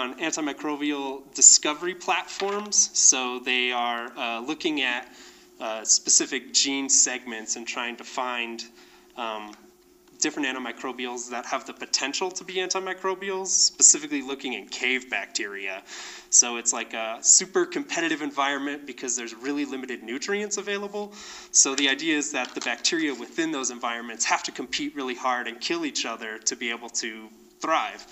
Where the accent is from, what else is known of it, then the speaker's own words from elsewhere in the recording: Albuquerque, New Mexico, United States; So I was born and raised in the foothill of the Sandia Mountains in Albuquerque, New Mexico.